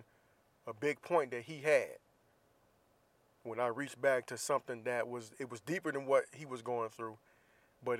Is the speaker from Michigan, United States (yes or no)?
no; Jacksonville, Florida, United States; moved away; my hometown of Jacksonville, Florida